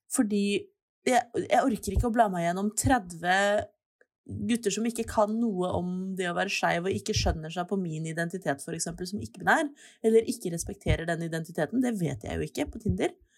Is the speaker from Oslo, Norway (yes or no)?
yes; Oslo, Norway; jeg er født og oppvokst i Oslo.